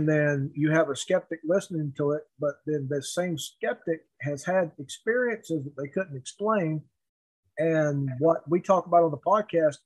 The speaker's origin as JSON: {"language": "English", "country": "United States", "tie": "born or raised there", "said": "I was born on the Cherokee Reservation."}